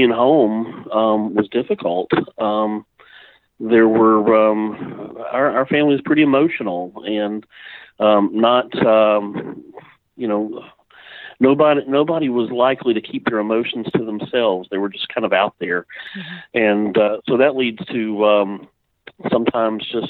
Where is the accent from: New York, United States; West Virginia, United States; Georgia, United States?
Georgia, United States; Fayetteville; I grew up here in Fayetteville, Georgia, graduated from Fayette County High School